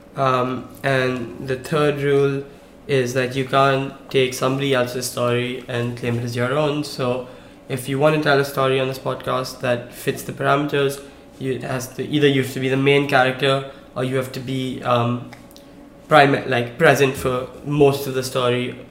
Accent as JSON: {"language": "English", "country": "India", "tie": "born or raised there", "moved": "yes", "said": "growing up in India, you know, I played cricket"}